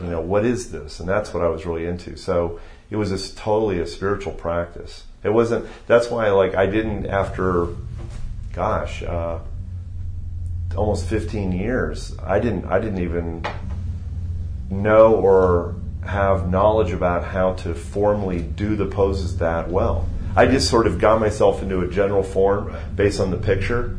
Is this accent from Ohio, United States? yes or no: yes; Youngstown, Ohio, United States; moved away as an adult; also born or lived in Chicago, Illinois / Cincinnati, Ohio; now in Texas, United States; I moved uh, when I was six to Ohio, and I mm. did my schooling, my undergraduate uh, schooling, my high school um, through mm, through I was 18, and then mm. moved from Youngstown, Ohio to Cincinnati